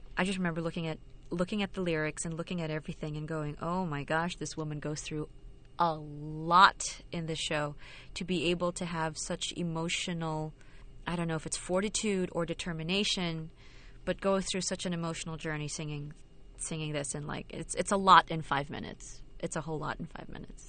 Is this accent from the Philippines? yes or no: yes; Philippines; moved away as an adult; also born or lived in London / New York; I was born and raised in the Philippines